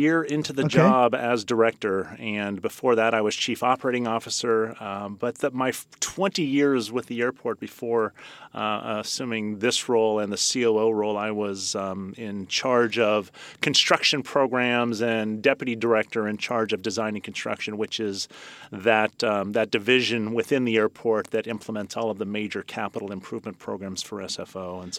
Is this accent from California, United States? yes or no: yes; Millbrae, California, United States; also born or lived in San Francisco; I was born in San Francisco and grew up in Millbrae.